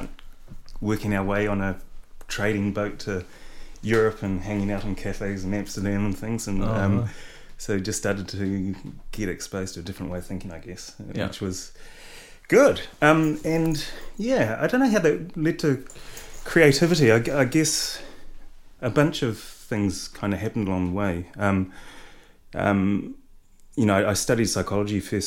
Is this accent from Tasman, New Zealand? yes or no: yes; Motueka, Tasman, New Zealand; also born or lived in Reefton / Ngahuia Junction; I was born in Reefton, but left when I was really young. We went to Motueka